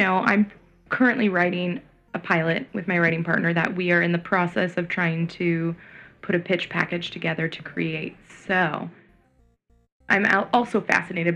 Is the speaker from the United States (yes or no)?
yes; San Francisco, California, United States; now in Los Angeles, United States; I'm from the Bay Area